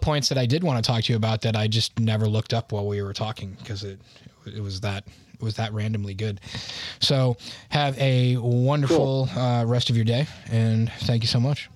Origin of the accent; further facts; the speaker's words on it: United States; I'm American